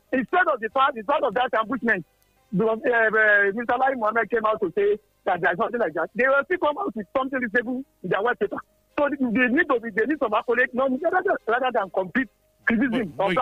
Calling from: Milan, Lombardy, Italy; I'm calling from Milano.

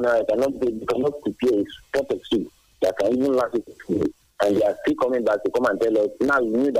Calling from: Addis Ababa, Ethiopia

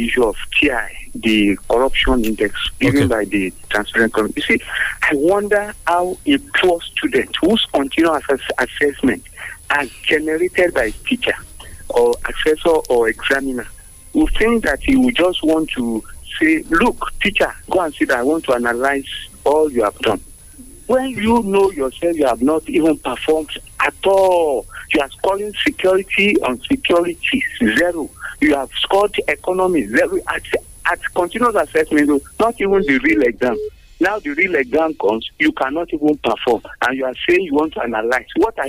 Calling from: Abuja, Federal Capital Territory, Nigeria; I'm from Abuja.

